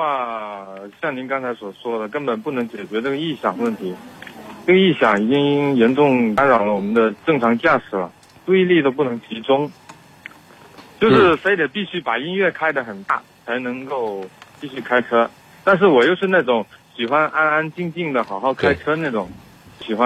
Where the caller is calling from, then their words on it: Guangzhou, Guangdong, China; 我是广州这边的地区的